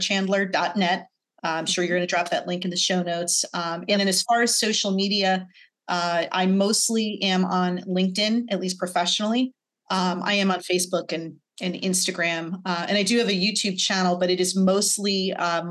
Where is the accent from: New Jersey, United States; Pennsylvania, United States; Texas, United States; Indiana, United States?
New Jersey, United States; I grew up in New Jersey